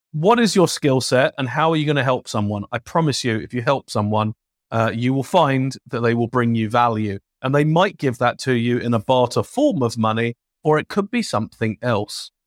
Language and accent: English; London, United Kingdom; accent: British; now in United States; a kid growing up in London